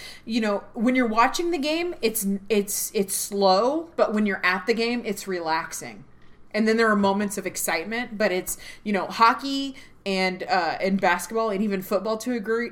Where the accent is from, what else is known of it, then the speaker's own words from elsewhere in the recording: Dallas, Texas, United States; Mike and I grew up at Reunion Arena, and we've had season tickets since the 93-94 inaugural